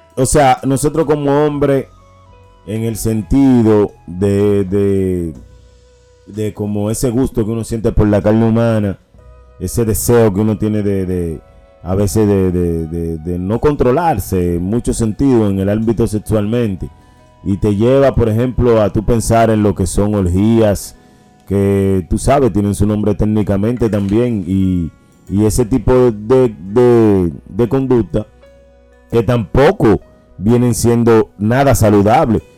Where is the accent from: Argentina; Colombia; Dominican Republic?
Dominican Republic; como dominicano que soy